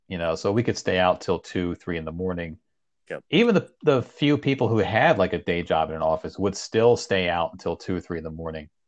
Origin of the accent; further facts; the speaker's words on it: Leesburg, Virginia, United States; also born or lived in Iran; I'm from Northern Virginia. Leesburg is where I grew up.